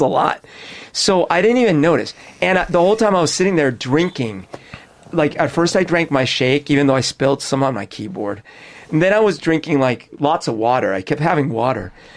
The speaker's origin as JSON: {"language": "English", "country": "Colombia", "tie": "born or raised there", "also_born_or_lived": "Florida", "moved": "yes", "lives_now": "United States", "said": "when I was growing up in Colombia"}